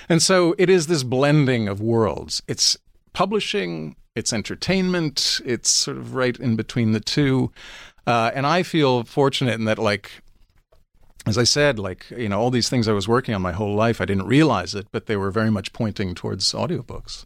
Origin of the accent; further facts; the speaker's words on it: New York City, New York, United States; I grew up on Seventeenth Street, uh, and Fifth Avenue